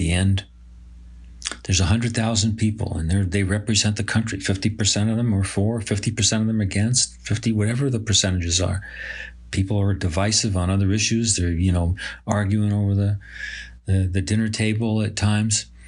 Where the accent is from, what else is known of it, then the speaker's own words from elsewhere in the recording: Binghamton, New York, United States; proud to be a resident of Binghamton